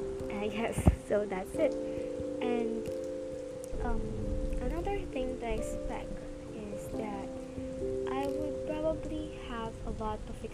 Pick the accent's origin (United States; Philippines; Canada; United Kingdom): Philippines; English is a second language; I'm a Filipino, and I will mostly talk in English